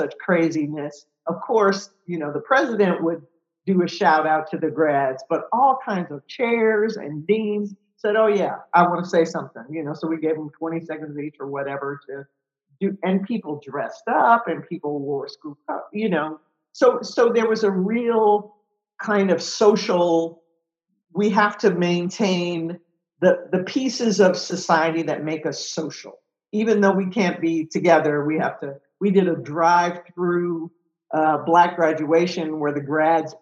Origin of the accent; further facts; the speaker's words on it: Detroit, Michigan, United States; moved away; I'm from Detroit, so, you know, I was going back to my hometown